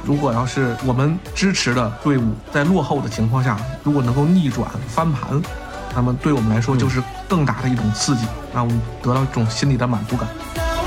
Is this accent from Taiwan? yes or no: no; Beijing, China; 咱们北京人